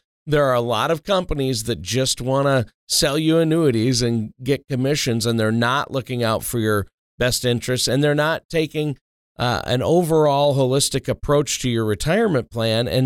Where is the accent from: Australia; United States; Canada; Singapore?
United States; Minnesota; I grew up in Minnesota, which is known as the land of a lot of lakes